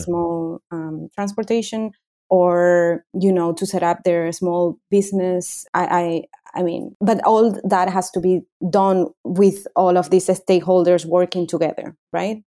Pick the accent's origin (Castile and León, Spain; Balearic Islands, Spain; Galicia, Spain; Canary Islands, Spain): Canary Islands, Spain; also born or lived in Madrid, Spain; I grew up here in the Canary Islands